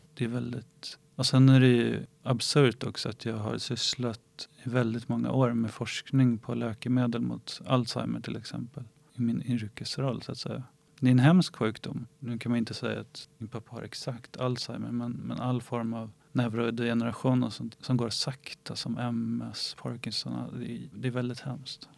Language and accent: Swedish; Ingarö, Stockholm County, Sweden; jag är uppvuxen på Ingarö som ligger i Stockholms skärgård